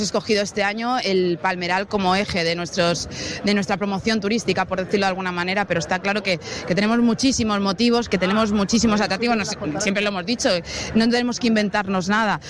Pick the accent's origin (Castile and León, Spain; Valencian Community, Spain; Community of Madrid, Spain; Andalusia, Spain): Valencian Community, Spain; Elche; ilicitanos. Nos pasa muchísimo cuando salimos fuera del Che y, y volvemos, empezamos a ver palmeras y ya decimos, ya estamos en casa